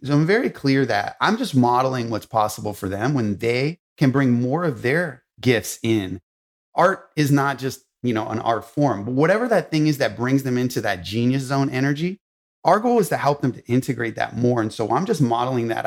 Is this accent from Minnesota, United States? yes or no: no; Los Angeles, California, United States; I grew up in Hollywood, in Los Angeles